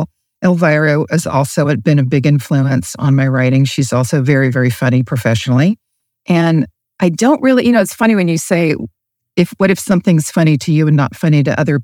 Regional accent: Asheville, North Carolina, United States; moved away as an adult; also born or lived in Charlotte, North Carolina / Los Angeles / Phoenix; I was raised in Asheville, North Carolina, went to Asheville High

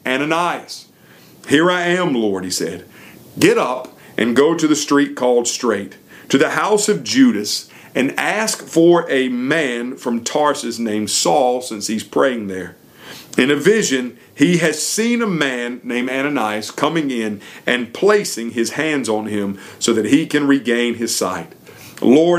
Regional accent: York, South Carolina, United States; I grew up in York, South Carolina, just about 3 or 4 hours from Gainesville, Georgia

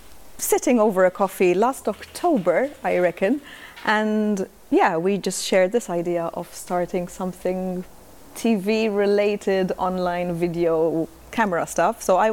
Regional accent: Malta; moved away as an adult; now in Spain; I recently moved to Spain. I'm from Malta.

